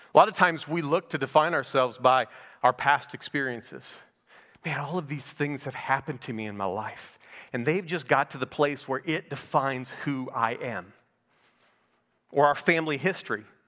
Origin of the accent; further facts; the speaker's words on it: Naples, Florida, United States; I'm from Naples, Florida